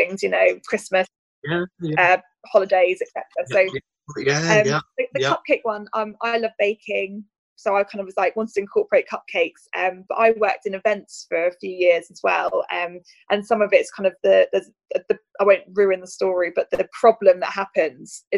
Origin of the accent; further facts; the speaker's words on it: Reading, South East England, United Kingdom; I grew up in Reading, so that was obviously our big festival.